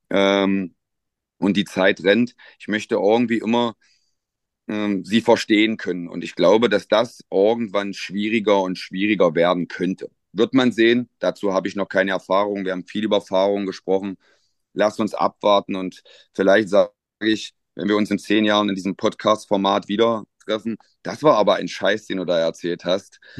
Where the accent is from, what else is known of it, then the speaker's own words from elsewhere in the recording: Magdeburg, Saxony-Anhalt, Germany; dass zwei gebürtige Magdeburger halt in ihrer Heimatmannschaft dann auch in der Verantwortung stehen. Ja. Ähm, ich glaube, es gibt ganz wenige Trainer, die das noch in ihrer Geburtsstadt oder in ihrer Heimatstadt machen.